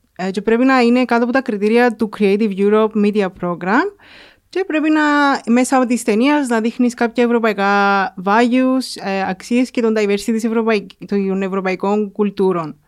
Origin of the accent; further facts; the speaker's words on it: Mammari, Cyprus; also born or lived in England; από το Μαμαρί.